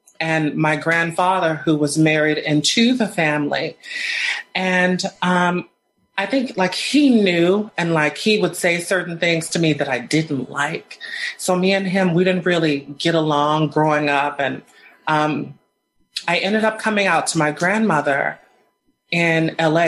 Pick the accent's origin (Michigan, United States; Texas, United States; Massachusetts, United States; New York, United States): Texas, United States; Sugar Land; also born or lived in Houston, Texas; I'm from Texas. I was born in Houston, Texas, and I grew up in Richmond, Rosenberg, Sugarland